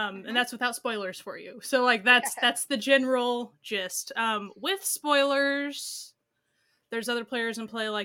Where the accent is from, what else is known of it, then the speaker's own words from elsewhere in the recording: United States; I'm American